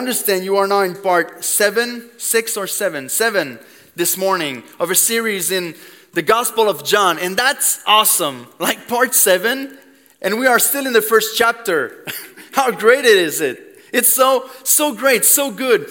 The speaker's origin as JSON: {"language": "English", "region": "Quebec", "country": "Canada", "second_language": "English", "said": "I'm from Quebec. I don't know if you noticed the accent a little bit"}